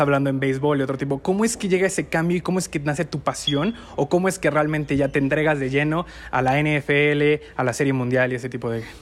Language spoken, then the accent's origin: Spanish; Mexico; somos mexicanos